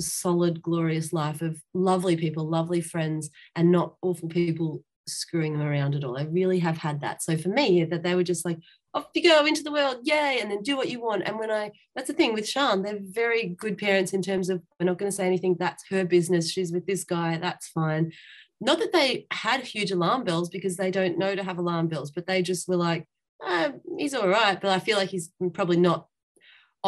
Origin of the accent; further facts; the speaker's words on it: Melbourne, Victoria, Australia; I'm from Melbourne, which was the most lockdown city in the world